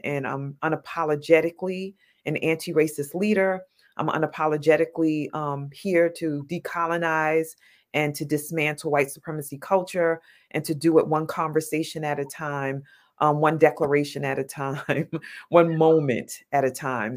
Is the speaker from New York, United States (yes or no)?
yes; New York City, New York, United States; I'm a New Yorker